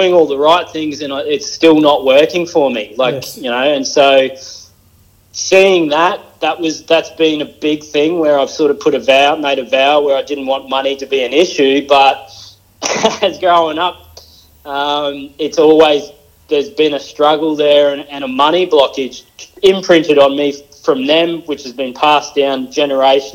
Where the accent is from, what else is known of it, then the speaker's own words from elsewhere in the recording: Mackay, Queensland, Australia; I was born in Mackay in Queensland